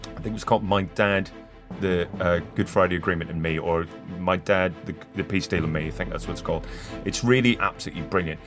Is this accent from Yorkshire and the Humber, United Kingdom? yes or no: no; Northern Ireland, United Kingdom; Even in my hometown